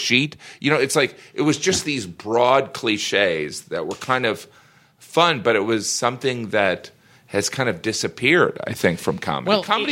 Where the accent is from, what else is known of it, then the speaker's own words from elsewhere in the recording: Northwest Indiana, United States; now in New York City, United States; where I grew up is Northwest Indiana, which is on Lake Michigan